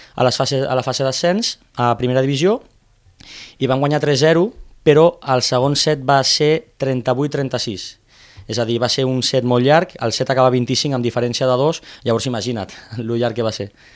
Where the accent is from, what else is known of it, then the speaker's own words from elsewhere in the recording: Premià de Dalt, Catalonia, Spain; now in Tarragona, Spain; jo sóc originari d'un poble de, de Barcelona, de Premià de Dalt